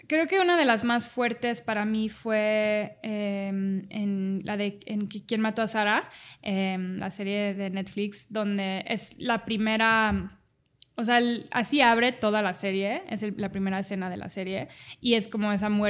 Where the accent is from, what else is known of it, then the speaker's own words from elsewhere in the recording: Dubai, United Arab Emirates; also born or lived in Cancún, Mexico; nací en Cancún y a los dos meses me fui con mi mamá em, a Dubai porque mi papá es piloto.